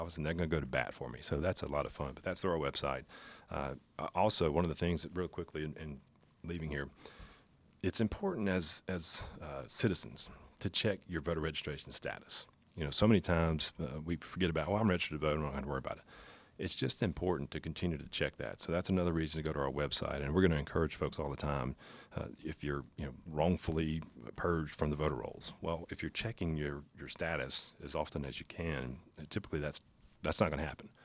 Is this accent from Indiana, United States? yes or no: no; Pascagoula, Mississippi, United States; Grew up in Pascagoula